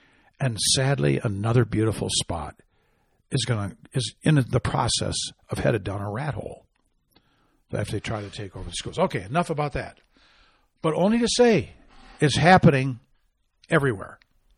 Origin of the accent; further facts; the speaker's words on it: Arizona, United States; followed closely by Arizona, my home state.